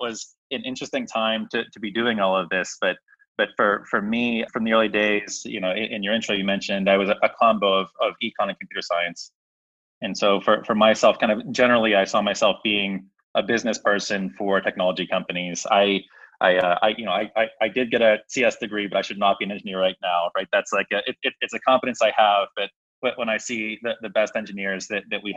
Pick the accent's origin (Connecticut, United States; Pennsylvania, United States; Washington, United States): Pennsylvania, United States; Pittsburgh; moved away as an adult; also born or lived in Philadelphia; I'm originally from Pittsburgh. So born and raised in Pittsburgh here.